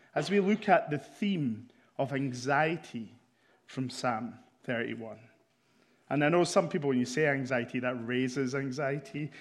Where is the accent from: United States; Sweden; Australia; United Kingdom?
United Kingdom; Scotland; I'm here from Scotland